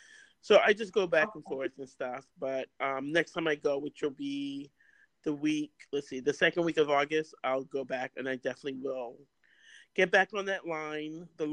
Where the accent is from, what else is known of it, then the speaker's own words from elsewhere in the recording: New York City, New York, United States; moved away as an adult; also born or lived in Seattle; now in Orlando, United States; I live in Florida. I live in Orlando. Mm-hmm. But I live most of my life. Born and raised in New York, Brooklyn, Queens and Brooklyn. Left at 19. Was in Seattle for 20. Actually, no. Was in Seattle 30-something years.